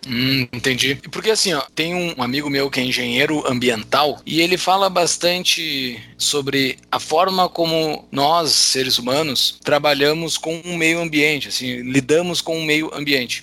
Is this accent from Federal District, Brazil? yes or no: no; interior of Rio Grande do Sul, Brazil; Eu, na minha lembrança de infância, eu sou do interior do Rio Grande do Sul